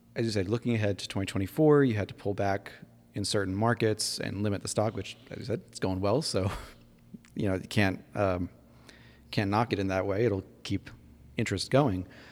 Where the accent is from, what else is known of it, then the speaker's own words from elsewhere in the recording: New York, United States; my home state